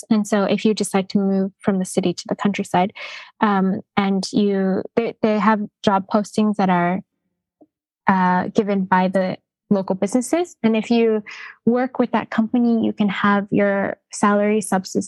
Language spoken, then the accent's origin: English; Vancouver, British Columbia, Canada; moved away as an adult; now in Kamikatsu, Japan; But I grew up in Canada and I grew up in Vancouver where it was just so multicultural